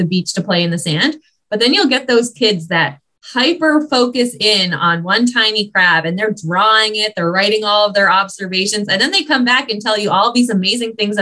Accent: Ottawa, Ontario, Canada; now in British Columbia, Canada; I grew up in Ottawa

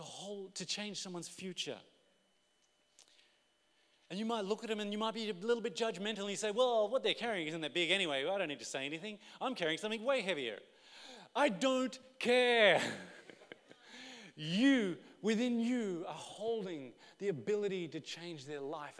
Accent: Australia; we're Australian

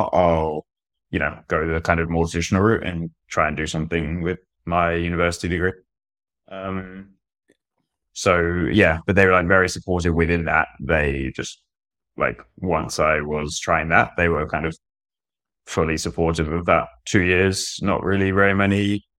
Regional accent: Brighton, South East England, United Kingdom; I'm from Brighton, in the UK.

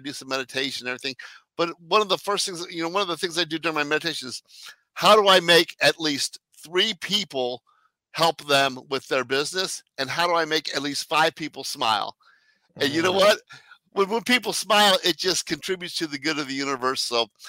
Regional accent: Arnold, Missouri, United States; also born or lived in France / South Korea; I was born in France, raised in Arnold, Missouri. Grew up in South Korea and live in the middle of Silicon Valley

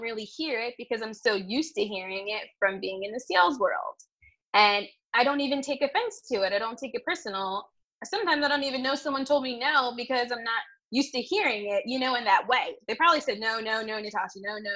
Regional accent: Washington, District of Columbia, United States; my hometown

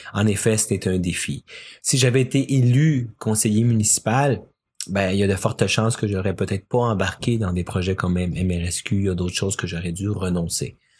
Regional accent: Quebec, Canada; also born or lived in Chile; je suis né ici au Québec et euh, mes 11 premières années, bon, bien sûr, une enfance bien normale, mais à mes 11 ans, on est déménagé au Chili avec ma famille pendant 5 ans

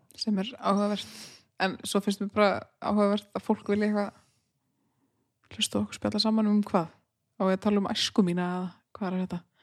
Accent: Húsavík, Northeastern Region, Iceland; moved away as an adult; ég er uppalinn á Húsæk og á allt svona Húsæk Húsavík

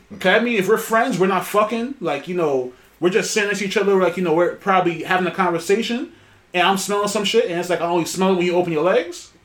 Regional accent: New York City, New York, United States; we're from New York City

